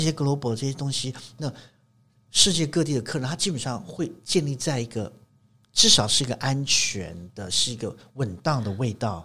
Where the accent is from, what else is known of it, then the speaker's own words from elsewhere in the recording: Taiwan; 我们台湾人